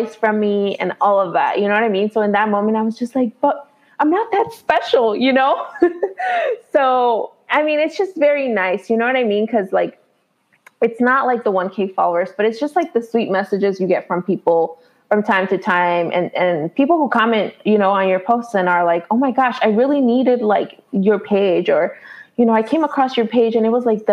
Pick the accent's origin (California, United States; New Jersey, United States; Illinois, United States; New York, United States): Illinois, United States; Chicago; I live in Illinois, right? So I'm from Chicago